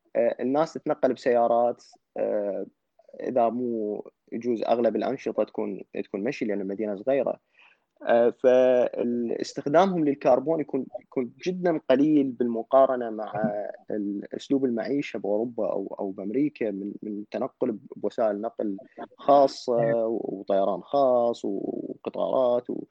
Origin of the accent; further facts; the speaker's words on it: Iraq; now in Cork, Ireland; عندنا بالعراق